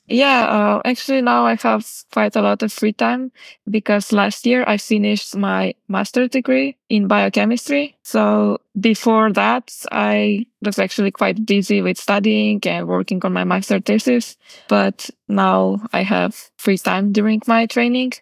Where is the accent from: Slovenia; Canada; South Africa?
Slovenia; Kamnik, Central Slovenia; I still train a lot at home in my hometown, Kamnik